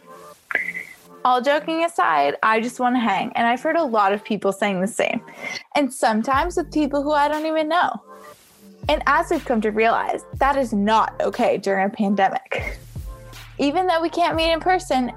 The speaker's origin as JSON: {"language": "English", "country": "Canada", "said": "as a Canadian"}